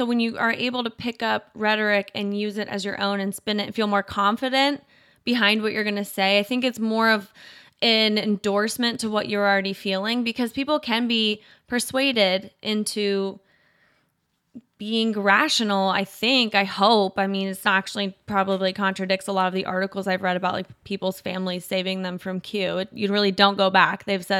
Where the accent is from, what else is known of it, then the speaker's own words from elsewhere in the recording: Indiana, United States; also born or lived in Ohio / Kentucky; But I was born in Ohio. We moved around quite a bit before I got to Kentucky. I went to probably the majority of my schooling in very rural Indiana.